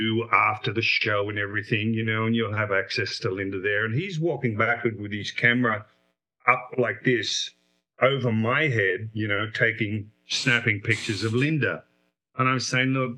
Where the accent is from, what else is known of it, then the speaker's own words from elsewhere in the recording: Australia; moved away; I'm an Australian in the States.